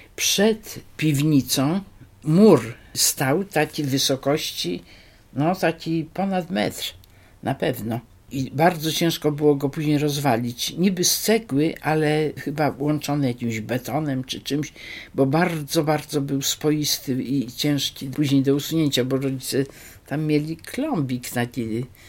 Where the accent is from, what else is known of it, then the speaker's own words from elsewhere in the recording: Wrocław, Lower Silesian Voivodeship, Poland; also born or lived in Skorzelec/Gorzelec (village); później tu już jesteśmy we Wrocławiu. Wrocławiu zamieszkaliśmy w takim domu przy ulicy Piastowskiej